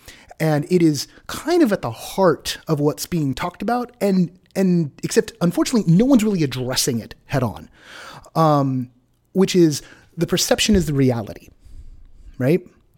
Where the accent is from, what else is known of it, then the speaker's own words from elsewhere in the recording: Southern California, United States; moved away; I was born in Southern California